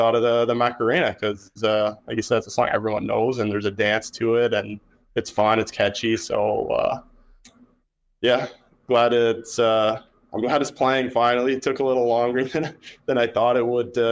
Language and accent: English; Kingston, Ontario, Canada; now in Winnipeg, Canada; I'm from Kingston, Ontario